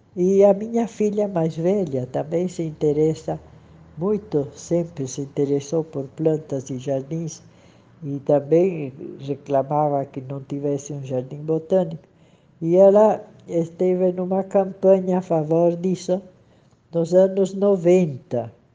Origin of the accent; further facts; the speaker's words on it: São Paulo, Brazil; moved away as an adult; also born or lived in St. Louis, Missouri; now in Peru; sendo que eu sou paulistana, né? sou de São Paulo